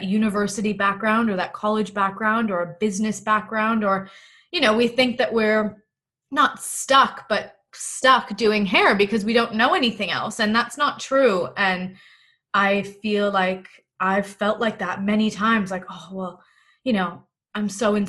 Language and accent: English; Toronto, Ontario, Canada; moved away as an adult; now in Melbourne, Australia; I'm originally from Toronto, Canada, and I'm currently living in lockdown in Melbourne.